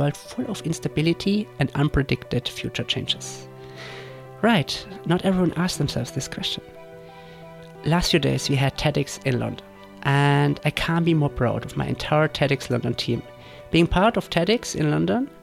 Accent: Würzburg, Bavaria, Germany; moved away; my hometown, Würzburg

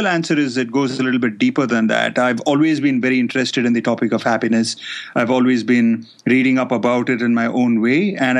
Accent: India; moved away as an adult; being from India, I felt comfortable taking them to my home country

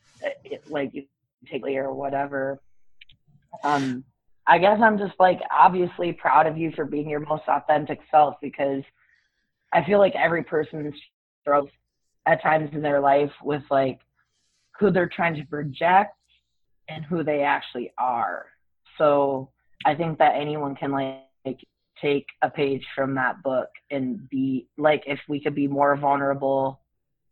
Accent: Iowa, United States; I'm from Iowa.

